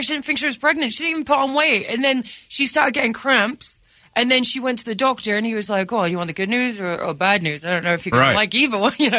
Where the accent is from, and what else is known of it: England, United Kingdom